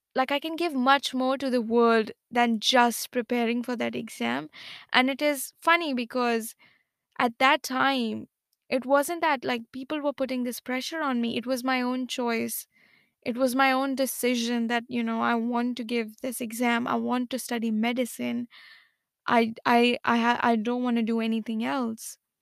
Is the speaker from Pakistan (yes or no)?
no; India; I am from India